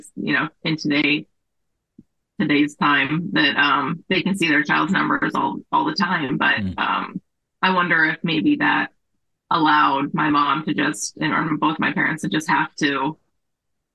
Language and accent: English; Las Vegas, Nevada, United States; moved away as an adult; also born or lived in San Diego; I grew up in Las Vegas